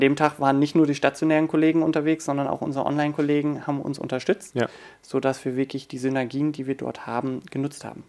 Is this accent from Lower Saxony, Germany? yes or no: yes; Oldenburg, Lower Saxony, Germany; moved away as an adult; also born or lived in Hanover / Hamburg; ich bin natürlich im Betrieb groß geworden. Wir haben über der Firma auch gewohnt